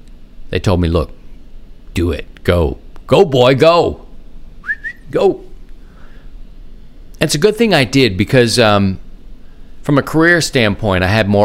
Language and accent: English; Baltimore, Maryland, United States; Yes, I am from Baltimore